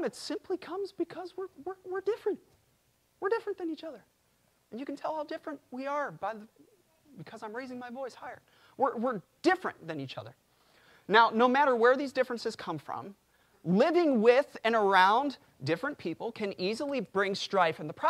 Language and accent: English; Chicago, Illinois, United States; I'm from Chicago.